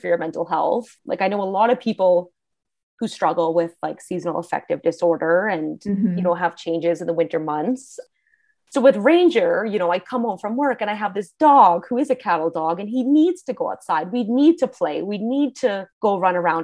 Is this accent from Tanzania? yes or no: no; Canada; also born or lived in Alberta; I'm from Canada